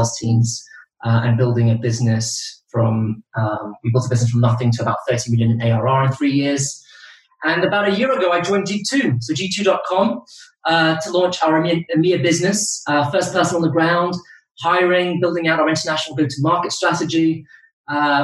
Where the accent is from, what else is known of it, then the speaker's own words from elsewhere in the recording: Brazil; moved away; I am originally from Brazil